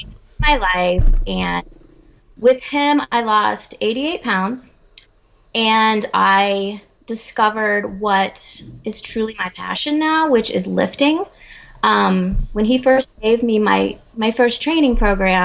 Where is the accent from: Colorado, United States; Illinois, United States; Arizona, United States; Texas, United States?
Colorado, United States; I'm from Colorado in the United States